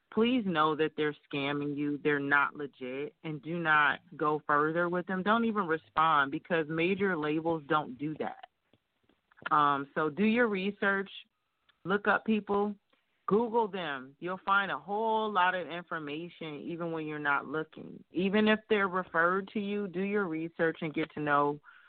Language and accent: English; Detroit, Michigan, United States; my hometown Detroit